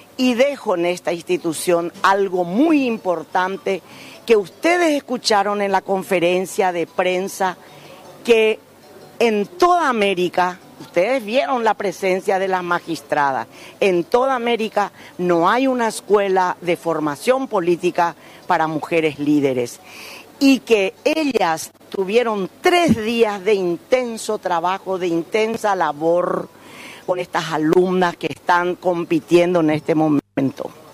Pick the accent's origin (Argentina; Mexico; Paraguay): Paraguay; Encarnación, Itapúa; Soy natural de Itapúa.